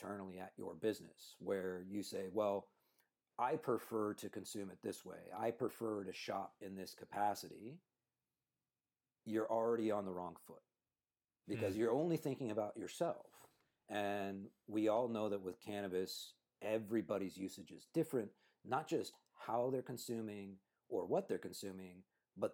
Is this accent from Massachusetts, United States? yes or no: no; Cupertino, California, United States; born and raised in Cupertino